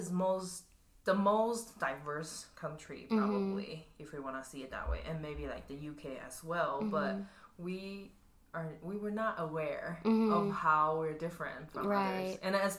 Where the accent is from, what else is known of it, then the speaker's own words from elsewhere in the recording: Taiwan; now in Denver, United States; I'm from Taiwan, it's more of a homogenized group, and I never had to identify myself as an Asian.